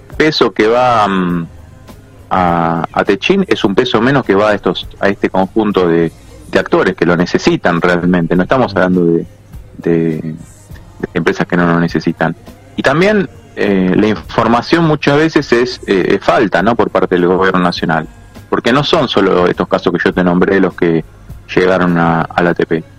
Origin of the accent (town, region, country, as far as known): Argentina